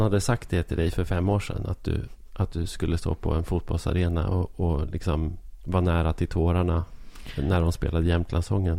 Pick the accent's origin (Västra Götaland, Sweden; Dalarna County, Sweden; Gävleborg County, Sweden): Gävleborg County, Sweden; Arbrå; moved away; also born or lived in Stockholm; jag växte upp i Arbrå